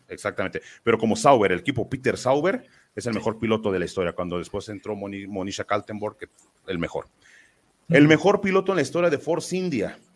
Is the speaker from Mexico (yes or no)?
yes; Mexico; Contento como mexicano